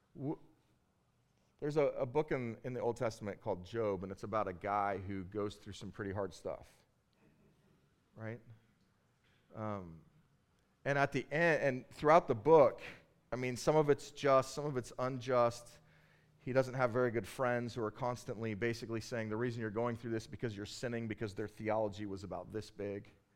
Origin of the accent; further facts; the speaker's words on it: Bakersfield, California, United States; I grew up in Bakersfield, California, and in Bakersfield, California, everybody hunts